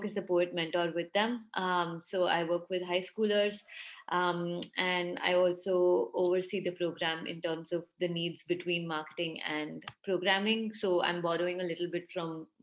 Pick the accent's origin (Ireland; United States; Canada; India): India; Mumbai, Maharashtra; also born or lived in Ahmedabad; I went to study in the same city I grew up in Mumbai